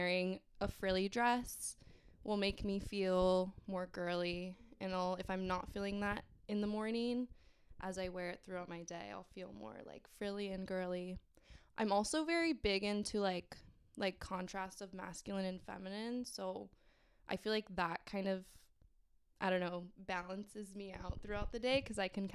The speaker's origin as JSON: {"language": "English", "region": "Southern California", "country": "United States", "said": "I am from Southern California, sunny California"}